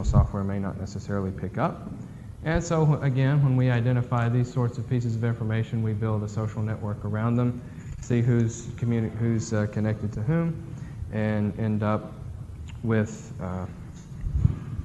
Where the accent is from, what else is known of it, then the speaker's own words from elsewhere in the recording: Amory, Mississippi, United States; also born or lived in Starkville, Mississippi; I'm from Amory originally. I graduated in 2000 from Amory High School